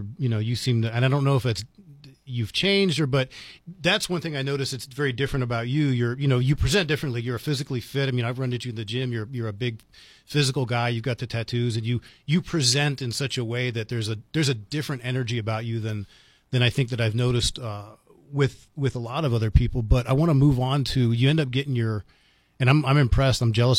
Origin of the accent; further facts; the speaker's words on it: East Coast, United States; now in New Mexico, United States; So I told you, you know, I grew up in the East Coast. I've been in, exposed to all these cultures. And I moved to New Mexico.